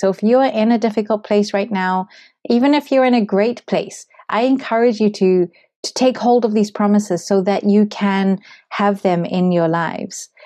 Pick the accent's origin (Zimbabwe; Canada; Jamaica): Zimbabwe; moved away; I come from Zimbabwe